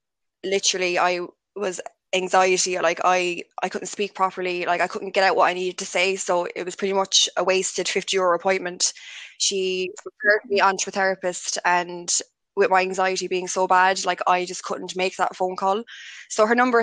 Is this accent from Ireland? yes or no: yes; Limerick, Munster, Ireland; I'm from Limerick City